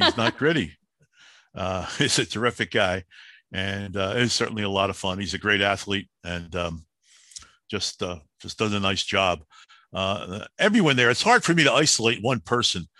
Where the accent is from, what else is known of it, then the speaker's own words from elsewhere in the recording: Philadelphia, Pennsylvania, United States; I'm the kid from Southwest Philly